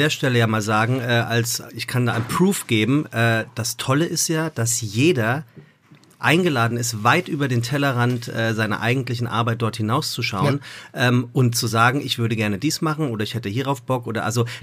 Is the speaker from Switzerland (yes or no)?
no; Hamburg, Germany; habe ich meinen Freund zu einem Geburtstag in die Bullerei eingeladen und das als Hamburger.